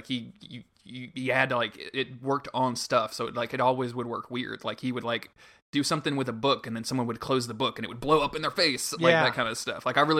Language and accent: English; Louisiana, United States; I growing up in Louisiana